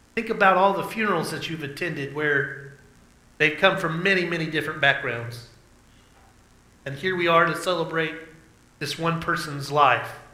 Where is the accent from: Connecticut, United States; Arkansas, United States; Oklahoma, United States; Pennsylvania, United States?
Oklahoma, United States; southeastern; in my case, a southeastern Oklahoman